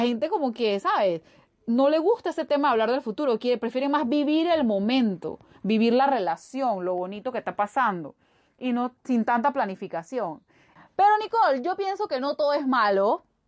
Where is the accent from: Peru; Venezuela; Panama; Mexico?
Panama; yo soy de acá de Panamá